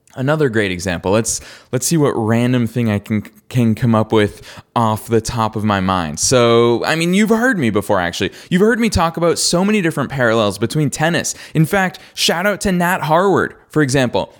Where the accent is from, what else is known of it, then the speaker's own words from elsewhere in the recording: Boston, Massachusetts, United States; I'm from Boston